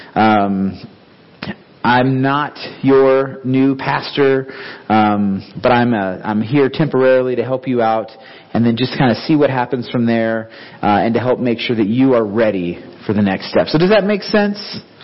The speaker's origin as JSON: {"language": "English", "town": "Clovis", "region": "New Mexico", "country": "United States", "tie": "born or raised there", "also_born_or_lived": "Concord, California / Renton, Washington / Seattle, Washington / Africa", "moved": "yes", "said": "we both grew up in Clovis, New Mexico."}